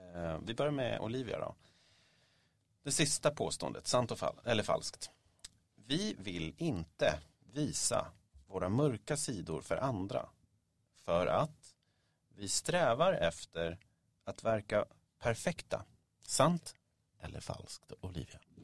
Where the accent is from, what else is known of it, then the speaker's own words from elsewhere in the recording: Stockholm, Stockholm County, Sweden; Jag växte upp vid Mariatorget